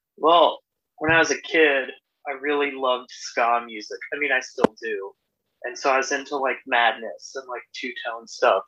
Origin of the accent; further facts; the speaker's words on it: Norco, California, United States; now in Portland, United States; I grew up in this little home in this little town called Norco, California, in the okay. Inland Empire, um, suburb of a suburb of Orange County